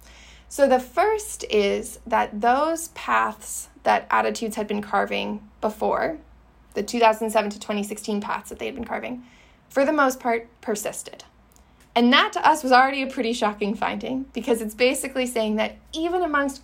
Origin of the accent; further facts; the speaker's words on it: Canada; I'm Canadian